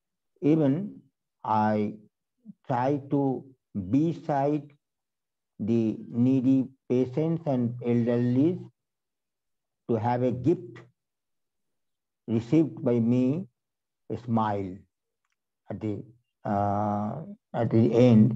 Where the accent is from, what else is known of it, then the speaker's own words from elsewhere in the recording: West Bengal, India; from West Bengal